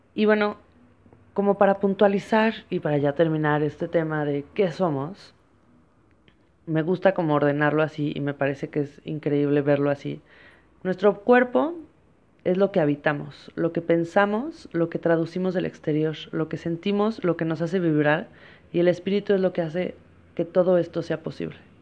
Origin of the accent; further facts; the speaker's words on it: Mexico; yo soy una mujer mexicana